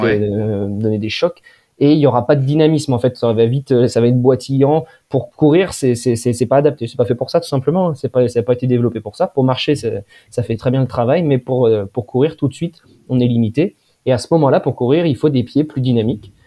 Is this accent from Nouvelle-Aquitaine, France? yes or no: yes; Poitiers, Nouvelle-Aquitaine, France; je suis né, moi, dans, à Poitiers, donc dans le, dans le Poitou où j'ai euh, fait un petit peu toute mon enfance